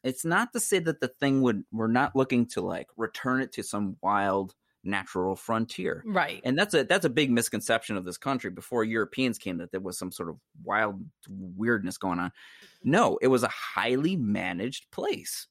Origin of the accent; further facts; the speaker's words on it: Wisconsin, United States; I'm, I'm Oneida, I'm from Wisconsin, my indigenous people, I'm indigenous to New York State